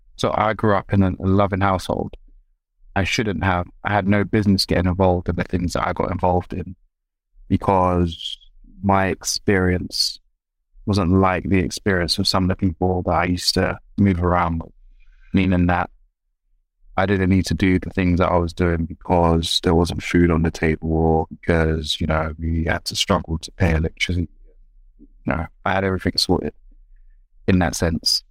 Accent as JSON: {"language": "English", "region": "London", "country": "United Kingdom", "tie": "born or raised there", "said": "I was raised in South London."}